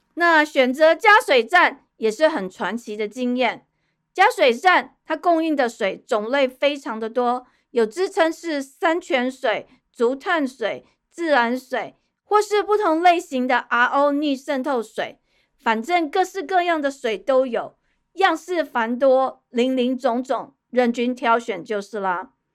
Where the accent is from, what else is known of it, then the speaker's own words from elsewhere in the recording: Taipei, Taiwan; moved away as an adult; also born or lived in Kaohsiung; 我从小在天龙国出生长大，养尊处优